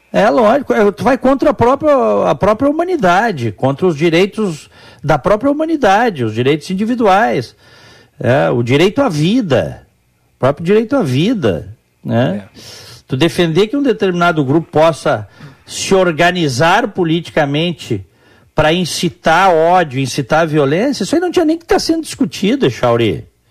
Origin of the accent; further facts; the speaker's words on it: Brazil; now in United States; nas casas que eu cresci no Brasil, a cozinha era separada da sala